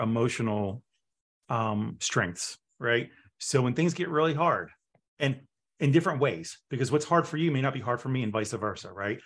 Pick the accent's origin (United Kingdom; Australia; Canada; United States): United States; Pittsburgh, Pennsylvania; moved away; I'm from Pittsburgh